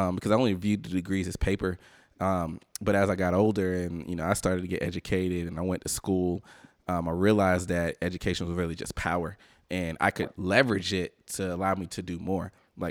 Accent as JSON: {"language": "English", "region": "the South", "country": "United States", "said": "I'm from the South"}